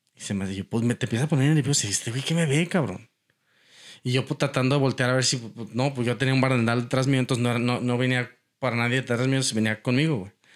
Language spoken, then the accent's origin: Spanish; Mexico; moved away as an adult; also born or lived in Portland, Oregon; now in Houston, United States; haber tenido que salirme de México